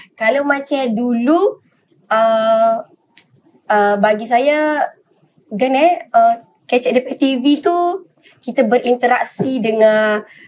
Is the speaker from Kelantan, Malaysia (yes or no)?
yes; Wakaf Baru, Kelantan, Malaysia; also born or lived in Kuala Lumpur; now in Selangor, Malaysia; Saya adalah anak jati Kelate. Hmm. Sebenarnya saya dilahirkan di Kelate, dibesarkan di Kelate